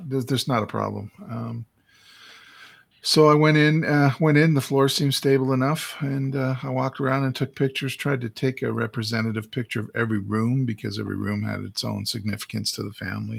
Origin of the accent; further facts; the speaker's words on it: Saskatchewan, Canada; moved away as an adult; now in Calgary, Canada; I went back to my hometown in Saskatchewan